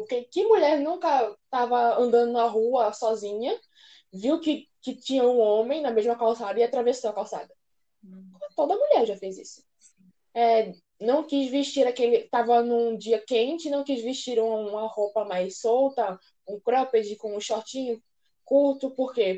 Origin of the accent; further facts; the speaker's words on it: Recife, Pernambuco, Brazil; Eu não sou é, de São Paulo, eu sou de Recife